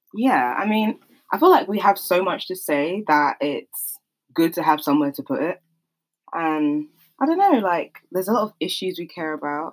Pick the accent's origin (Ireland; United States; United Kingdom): United Kingdom; London; I'm from South London. Grew up in South London, South East London